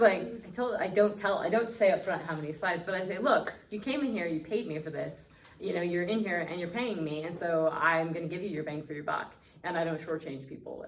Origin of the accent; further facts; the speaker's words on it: Northwest Colorado, United States; being born and raised in Northwest Colorado